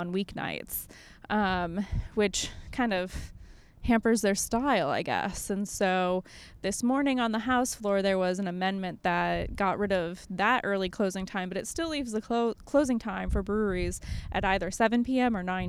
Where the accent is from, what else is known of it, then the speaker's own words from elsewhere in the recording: Illinois, United States; now in Maryland, United States; I'm originally from Illinois. I don't have like the best Maryland way to measure that.